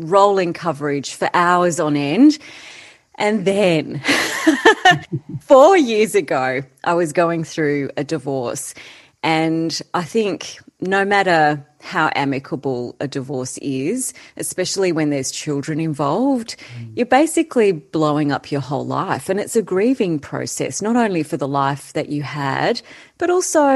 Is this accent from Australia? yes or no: yes; Canberra, Australian Capital Territory, Australia; we grew up in Canberra